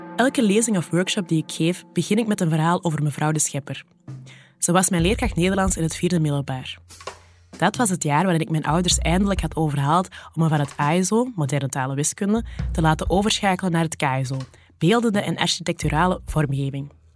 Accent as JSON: {"language": "Dutch", "area": "the Kempen", "region": "Flanders", "country": "Belgium", "tie": "born or raised there", "also_born_or_lived": "Borgerhout", "moved": "yes", "said": "Ik ben zelf een dochter van de Kempen, en daar zeggen we nogal snel: doe maar normaal"}